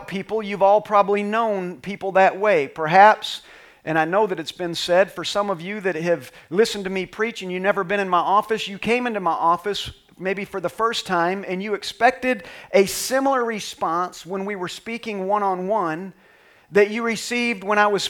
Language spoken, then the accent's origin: English; Texas, United States; I'm from Texas, so we don't say our H's